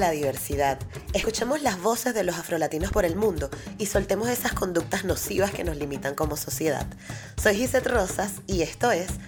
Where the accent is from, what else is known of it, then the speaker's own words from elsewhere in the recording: Igualada, Catalonia, Spain; accent: Catalan; now in Barcelona, Spain; No, yo soy de Igualada.